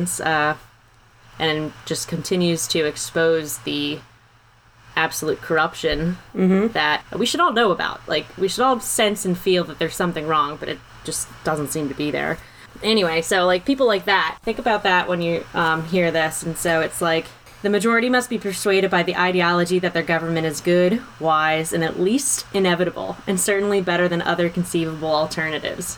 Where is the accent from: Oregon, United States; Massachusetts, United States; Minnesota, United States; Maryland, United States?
Maryland, United States; we're from Maryland.